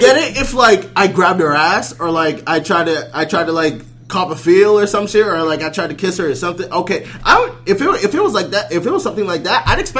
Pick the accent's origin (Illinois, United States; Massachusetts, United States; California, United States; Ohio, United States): Massachusetts, United States; Malden; My hometown, Malden.